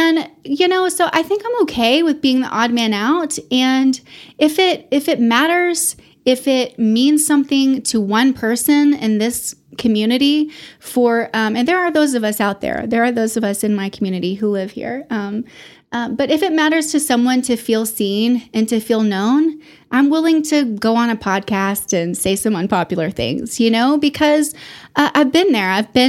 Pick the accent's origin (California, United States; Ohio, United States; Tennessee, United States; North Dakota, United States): Tennessee, United States; Memphis; born there; also born or lived in Houston / East Texas / Austin; So I was born in Memphis, Tennessee.